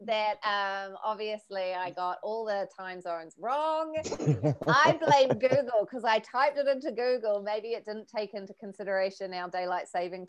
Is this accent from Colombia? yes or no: no; Taupo, Waikato, New Zealand; I am from Taupo, New Zealand